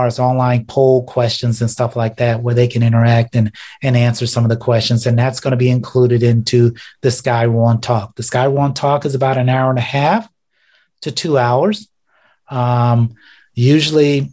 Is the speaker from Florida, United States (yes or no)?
yes; South Florida, United States; now in Ohio, United States; as a child growing up in South Florida